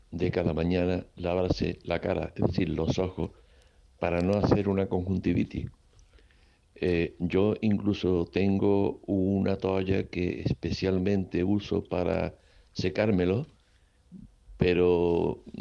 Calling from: Seville, Andalusia, Spain; de Sevilla.

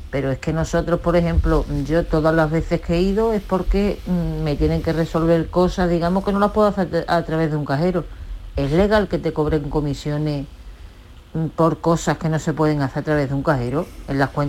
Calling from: Huelva, Andalusia, Spain; Hola, buenos días, Jesús. … de Huelva.

